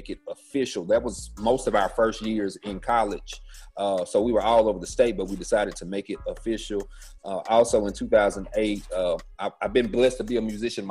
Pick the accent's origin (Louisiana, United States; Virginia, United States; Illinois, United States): Louisiana, United States; Shreveport; I'm from Shreveport, Louisiana, born and raised. My parents are from here